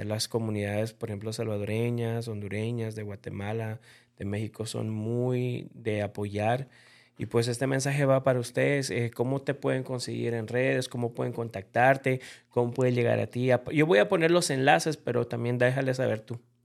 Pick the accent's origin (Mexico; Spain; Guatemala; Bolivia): Bolivia; yo como boliviano